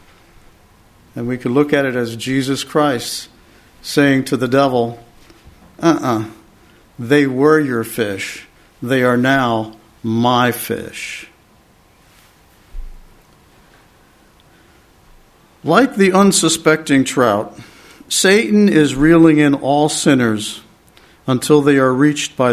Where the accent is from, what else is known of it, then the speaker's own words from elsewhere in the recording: Pennsylvania, United States; where I grew up in Pennsylvania